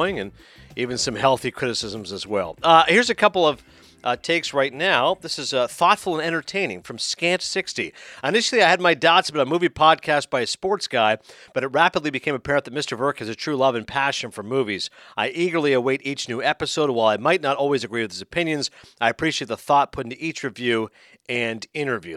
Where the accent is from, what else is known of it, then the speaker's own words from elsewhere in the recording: Toronto, Ontario, Canada; one of my hometown papers there in Toronto